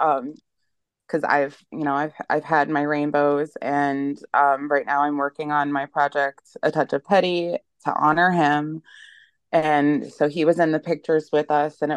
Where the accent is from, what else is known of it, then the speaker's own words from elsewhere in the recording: Ohio, United States; um, I'm from Ohio in the USA.